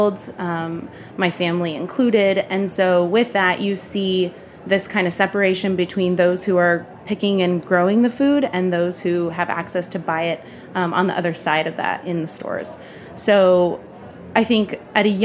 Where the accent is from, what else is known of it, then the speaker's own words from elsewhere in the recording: Bakersfield, California, United States; moved away as an adult; also born or lived in Berkeley, California; now in New York, United States; I grew up in Bakersfield, California, which is a very rural part of the state of California in Kern County